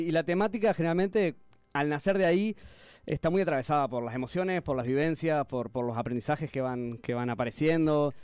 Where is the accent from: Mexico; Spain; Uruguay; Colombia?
Uruguay; Canelones; yo soy de Canelones